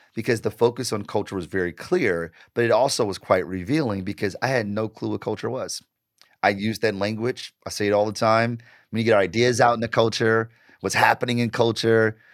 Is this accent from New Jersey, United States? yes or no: no; Detroit, Michigan, United States; I grew up in Detroit, born and raised